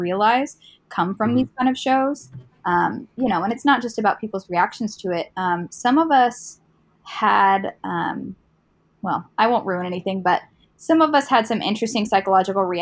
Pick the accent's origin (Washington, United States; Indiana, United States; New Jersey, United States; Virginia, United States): Indiana, United States; I'm from Indiana